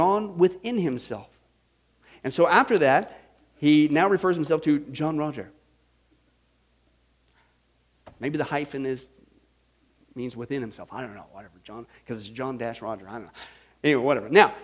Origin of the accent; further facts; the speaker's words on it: Kansas, United States; I grew up in Kansas